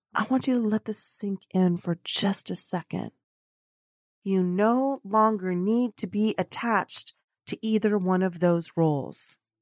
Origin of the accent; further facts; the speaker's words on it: United States; also born or lived in Colombia; now in Dallas, Texas, United States; I'm an American living in Dallas, Texas, but international because I'm medio Colombiana, y medio Americana, half American, half Colombian